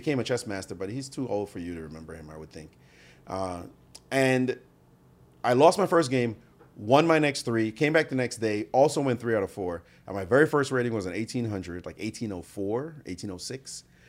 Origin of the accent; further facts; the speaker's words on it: Jamaica; now in United States; I came from Jamaica where it wasn't popular. We were more into soccer which we call football.